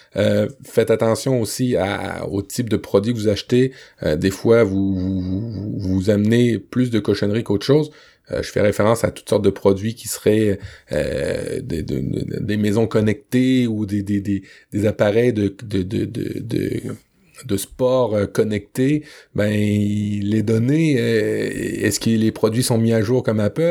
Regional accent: Le Havre, Normandy, France; quand j'étais petit en Normandie, euh, sur la plage du Havre

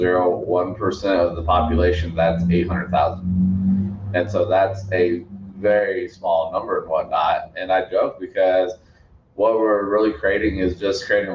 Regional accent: Colorado Springs, Colorado, United States; I grew up in Colorado Springs, so I'm still here

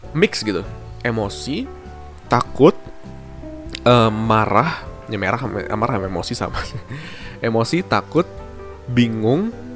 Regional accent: Bandung, West Java, Indonesia; wali kota gua tuh bikin satu, eh, apa, program tentang work to school

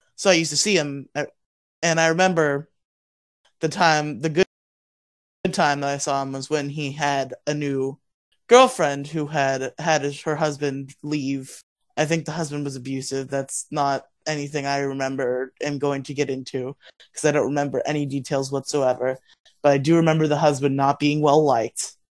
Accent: Florida, United States; also born or lived in Massachusetts; I was born in Massachusetts, but I moved to we moved to Florida before I was before I turned two

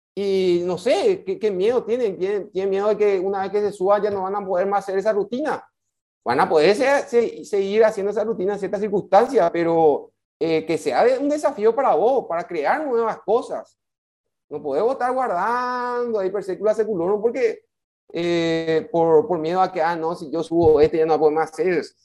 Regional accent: Paraguay; tenemos como paraguayos

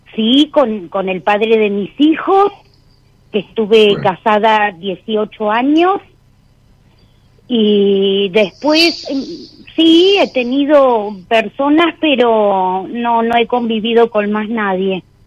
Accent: Patagonia, Argentina; soy de la Patagonia

